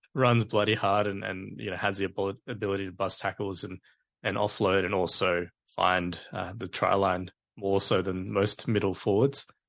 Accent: Queensland, Australia; as a Queenslander

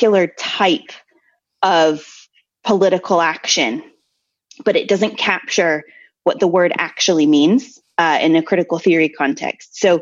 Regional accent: United States; I'm the American here

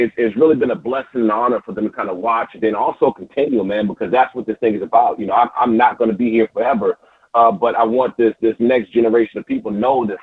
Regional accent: Prince George's County, Maryland, United States; I grew up in Prince George's County, Maryland, man. This is my home

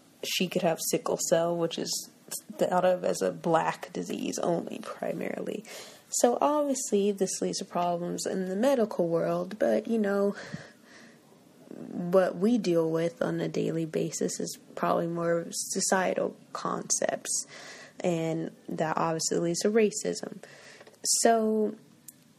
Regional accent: United States; I'm American

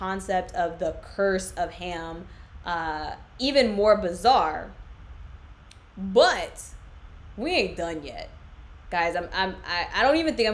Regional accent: United States; I am actually American as long as I don't open my mouth

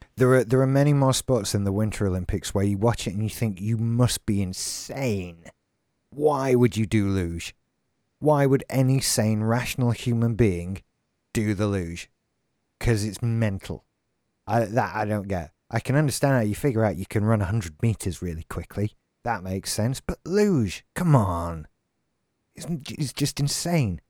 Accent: Doncaster, Yorkshire and the Humber, United Kingdom; we have Robin Hood Airport in Doncaster, my hometown

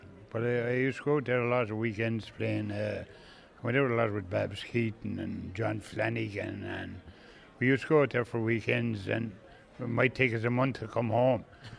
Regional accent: Ballypatrick, Munster, Ireland; moved away as an adult; Ballypatrick is part of Kilcheelan and Kilcash Parish. So I grew up near Ballypatrick.

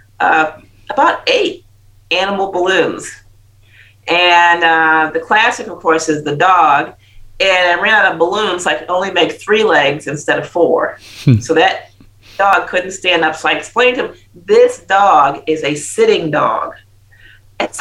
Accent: United States; moved away; I'm American.

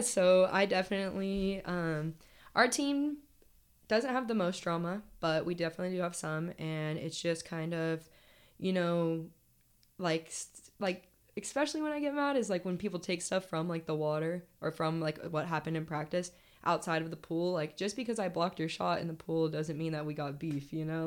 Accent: California, United States; moved away as an adult; I'm from California

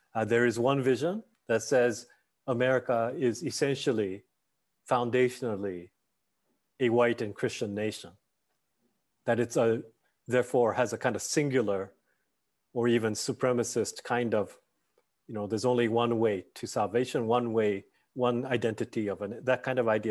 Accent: Tokyo, Japan; moved away; also born or lived in Nagano Prefecture, Japan; I grew up in Tokyo, but uh, partially in some parts of the area in, in a place called Nagano, Nagano Prefecture.

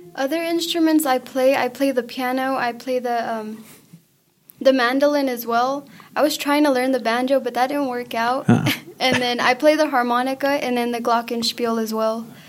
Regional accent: Hobbs, New Mexico, United States; first language Spanish; English is a second language; I'm from Hobbs, New Mexico, which is just um, four hours away

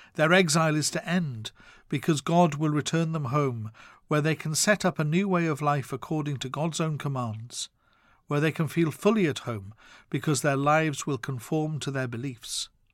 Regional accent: Wales, United Kingdom; my home country of Wales

